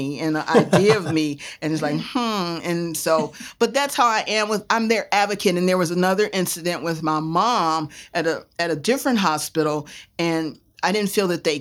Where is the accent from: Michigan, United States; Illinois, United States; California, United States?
Illinois, United States; Chicago; also born or lived in New York; I was born in New York. Excuse me. And then moved to Chicago at 6 months. So I was raised in Chicago